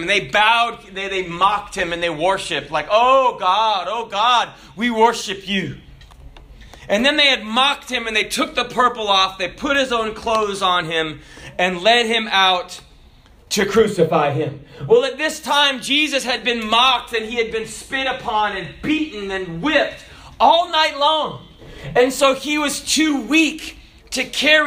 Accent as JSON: {"language": "English", "country": "Kenya", "tie": "born or raised there", "said": "I was born in Kenya"}